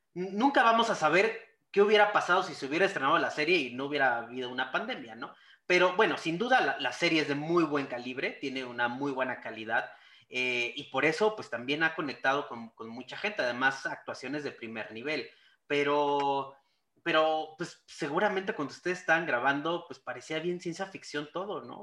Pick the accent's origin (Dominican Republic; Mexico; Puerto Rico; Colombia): Mexico